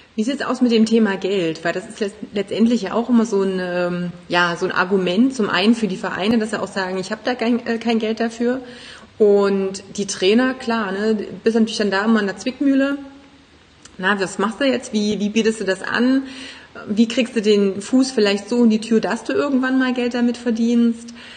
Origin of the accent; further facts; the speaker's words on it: Germany; bei uns in Deutschland